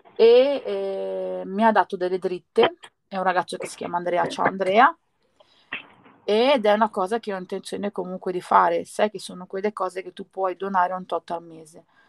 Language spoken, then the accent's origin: Italian; province of Naples, near Sorrento, Campania, Italy; sono nata nella provincia di Napoli e vicino a Sorrento